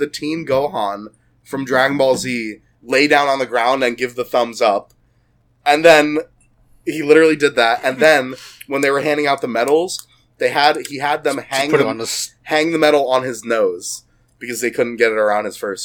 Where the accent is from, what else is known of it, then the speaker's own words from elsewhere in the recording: United States; We're American